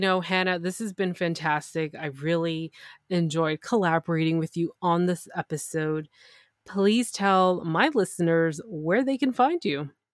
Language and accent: English; Canada; I'm Canadian